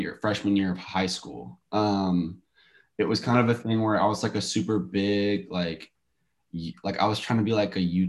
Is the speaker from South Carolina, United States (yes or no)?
yes; Lexington, South Carolina, United States; moved away as an adult; also born or lived in Columbia, South Carolina; now in Nashville, United States; I lived in Columbia for a while, like my younger years, like all of my teenage life, I lived in Lexington